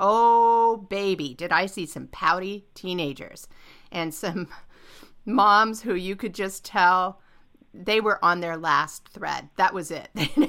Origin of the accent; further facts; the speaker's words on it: California, United States; I grew up in California.